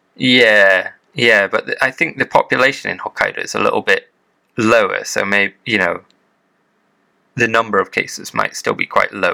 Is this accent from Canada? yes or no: no; United Kingdom; now in Japan; as a Brit